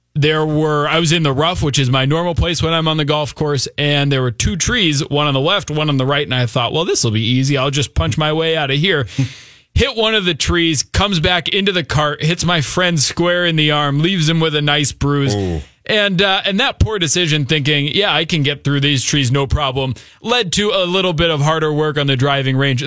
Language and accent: English; New England, United States; I grew up in New England